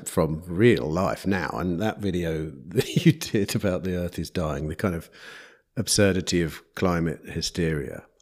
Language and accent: English; England, United Kingdom; I'm an English person.